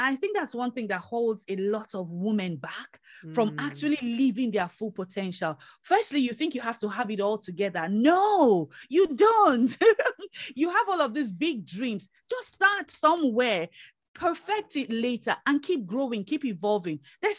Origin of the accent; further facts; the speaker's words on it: United Kingdom; Yeah, we're British.